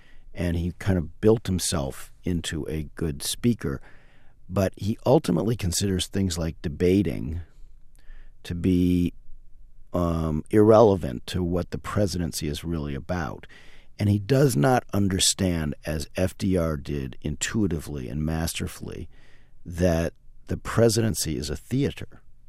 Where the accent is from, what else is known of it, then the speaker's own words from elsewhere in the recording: Chicago, Illinois, United States; And I'm from Chicago